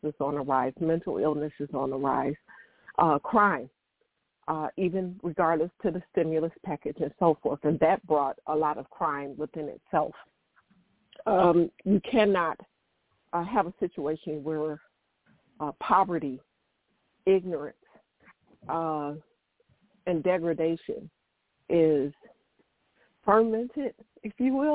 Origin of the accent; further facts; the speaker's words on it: Detroit, Michigan, United States; I'm from Detroit, Michigan.